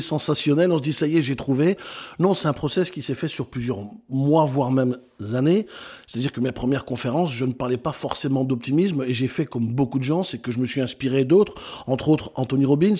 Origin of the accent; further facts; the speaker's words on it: Brussels, Brussels-Capital Region, Belgium; moved away as an adult; also born or lived in Netherlands; now in France; je suis belge de naissance, je suis né à Bruxelles, j'ai euh, grandi euh, là-bas, à 18 ans je quitte la Belgique